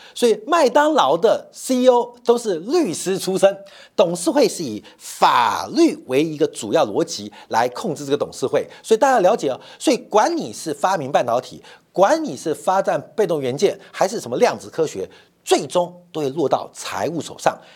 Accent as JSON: {"language": "Chinese", "country": "Taiwan", "also_born_or_lived": "Guangzhou, China", "said": "我是台湾来的"}